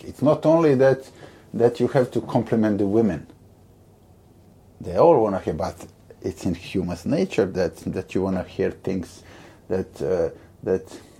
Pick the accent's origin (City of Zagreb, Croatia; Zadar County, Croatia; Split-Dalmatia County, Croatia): Split-Dalmatia County, Croatia; Split; English is a second language; moved away as an adult; now in London, United Kingdom; my hometown, Split